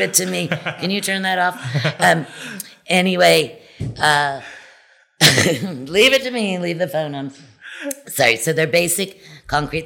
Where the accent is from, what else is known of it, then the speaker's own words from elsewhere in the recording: Wildwood, New Jersey, United States; moved away as an adult; also born or lived in Wilmington, Delaware / California; now in Cabo San Lucas, Mexico; Originally, I was from the East Coast, New yeah. Jersey, a little island, Wildwood, New Jersey. I was born in Wilmington, Delaware, and then had a family business in New Jersey.